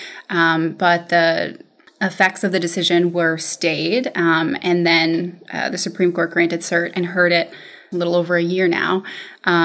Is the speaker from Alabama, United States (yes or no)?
no; Nambe Pueblo, New Mexico, United States; I'm originally from Nambe Pueblo, New Mexico, which is a small Indian reservation just north of Santa Fe, New Mexico.